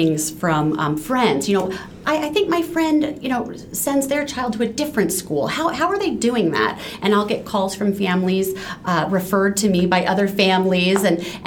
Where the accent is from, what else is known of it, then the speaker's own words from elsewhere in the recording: Arizona, United States; I grew up here in Arizona. I live in Peoria, Arizona